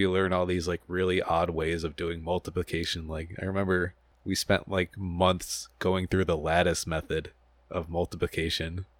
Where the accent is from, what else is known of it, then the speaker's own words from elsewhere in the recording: Buffalo, New York, United States; moved away as an adult; now in Long Island, United States; I'm from Buffalo